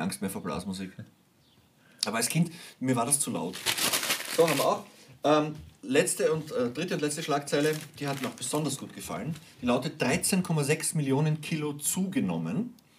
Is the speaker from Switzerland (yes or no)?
no; Hinterbrühl, Lower Austria, Austria; Ich bin nämlich aufgewachsen in der Hinterbrühl